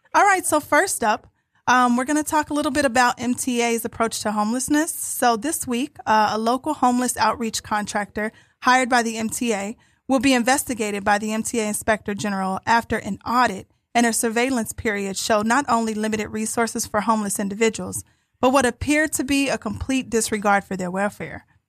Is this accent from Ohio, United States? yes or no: yes; Ohio, United States; I'm from Ohio